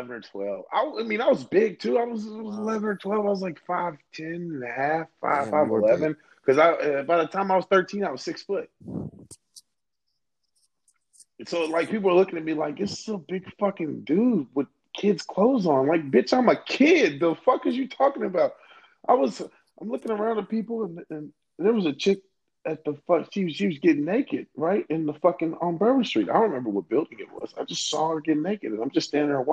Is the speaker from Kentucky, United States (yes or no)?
yes; Louisville, Kentucky, United States; I'm from Louisville